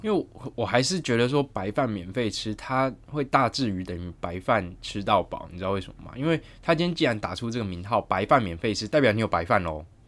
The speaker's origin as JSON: {"language": "Chinese", "region": "Taichung", "country": "Taiwan", "said": "我台中人"}